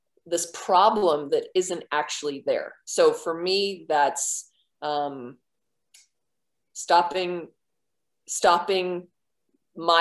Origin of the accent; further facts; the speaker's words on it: Merrimack, New Hampshire, United States; I'm from Merrimack, New Hampshire.